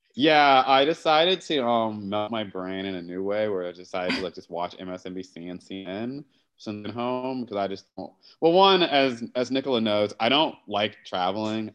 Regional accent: Matthews, North Carolina, United States; now in New York City, United States; I'm right now in Charlotte, North Carolina. Well, I guess technically Matthews, North Carolina, my like home, um, well, my hometown

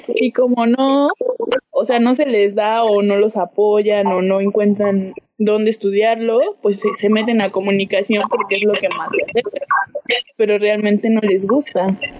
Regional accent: Teziutlán, Puebla, Mexico; Yo nací en, un municipio, bueno, en en un lugar, en una ciudad pequeña Puebla que se llama Teciutlán. Y aquí pues crecí prácticamente.

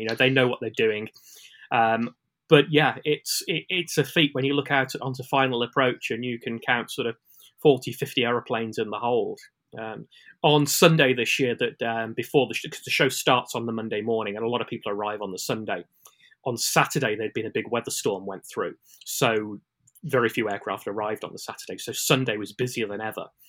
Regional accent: United Kingdom; as a Brit

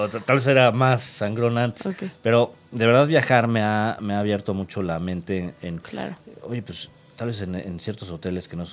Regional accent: Mexico; pues sí, soy mexicano y, y a pesar de que no somos este, la potencia mundial que está pegada a nosotros

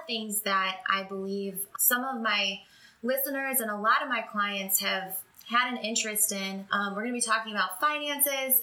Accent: Michigan, United States; born and raised in Michigan just like me

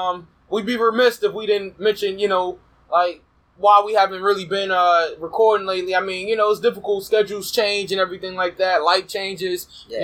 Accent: New York City, New York, United States; I'm from Brooklyn.

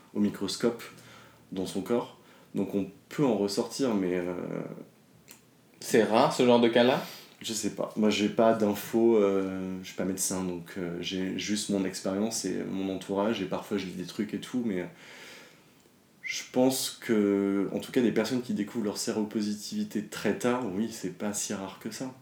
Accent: Dordogne, Nouvelle-Aquitaine, France; moved away as an adult; also born or lived in Paris; Je suis pas né à Paris, j'ai grandi en Dordogne, je suis arrivé à Paris à mes 18 ans.

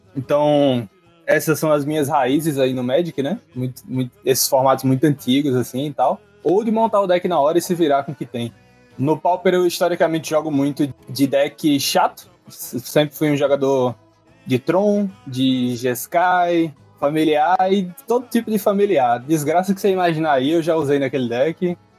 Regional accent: Natal, Rio Grande do Norte, Brazil; Sou de Natal, Rio Grande do Norte

